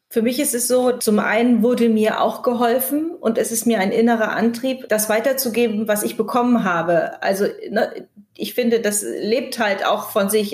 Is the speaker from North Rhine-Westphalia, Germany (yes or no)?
no; Kiel, Schleswig-Holstein, Germany; moved away; also born or lived in Berlin; ich bin ja gerade aus Berlin zurück nach Kiel gekommen. Ich war 20 Jahre nicht, nicht in Kiel